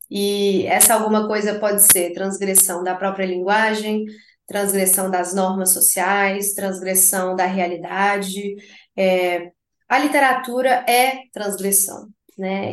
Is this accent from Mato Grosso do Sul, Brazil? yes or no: no; Belo Horizonte, Minas Gerais, Brazil; moved away as an adult; now in United States; eu nasci em Belo Horizonte, morei em Belo Horizonte, na mesma casa, para sempre, assim até eu sair e ir para os Estados Unidos